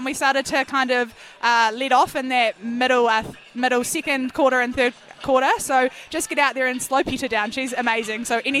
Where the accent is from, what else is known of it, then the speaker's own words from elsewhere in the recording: Westport, West Coast, New Zealand; moved away; also born or lived in Christchurch; it's cool to say that I come from Westport.